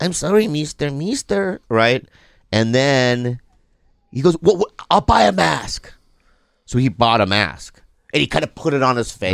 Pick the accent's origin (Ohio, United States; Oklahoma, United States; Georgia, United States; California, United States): California, United States; San Diego; I grew up in San Diego